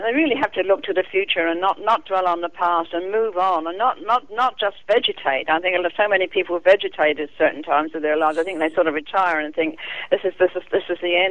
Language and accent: English; England, United Kingdom; accent: British; moved away as an adult; now in Australia; I was glad I grew up there. It was part of my life, and it'll always be part of me, and I'll always be a Pom in many respects, but I'm an Australian now